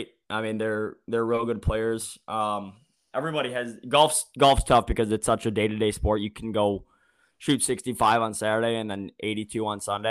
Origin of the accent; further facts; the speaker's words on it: Detroit, Michigan, United States; I grew up in the Metro Detroit area